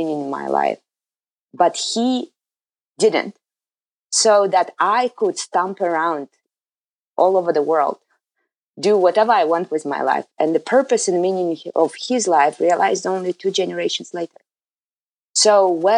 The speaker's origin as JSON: {"language": "English", "country": "Kazakhstan", "tie": "born or raised there", "also_born_or_lived": "Soviet Union", "moved": "as an adult", "lives_now": "United States", "said": "I come from a history of turbulence where in Kazakhstan, my home country"}